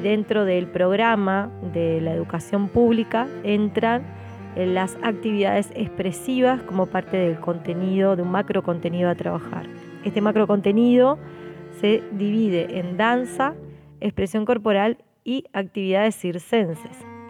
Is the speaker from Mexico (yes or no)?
no; Uruguay; estoy actualmente cursando una maestría, un posgrado en mi país.